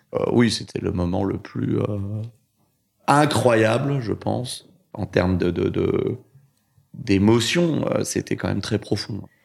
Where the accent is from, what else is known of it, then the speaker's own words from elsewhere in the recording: Orly, Île-de-France, France; also born or lived in Vitry-sur-Seine; J'ai grandi en, en banlieue, dans, à Orly et Choisy-le-Roi